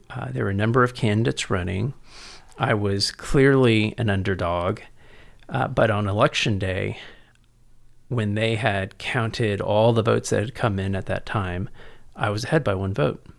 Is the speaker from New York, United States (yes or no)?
no; San Antonio, Texas, United States; also born or lived in College Station / San Francisco; I was born and raised here in San Antonio